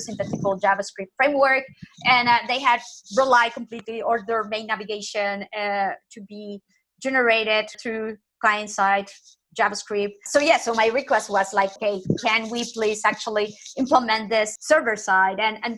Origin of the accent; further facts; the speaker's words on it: Nicaragua; English is a second language; I'm originally from Latin America, and people from my country are always like super nice. If you go and this typical stuff that people go to Nicaragua, to my home country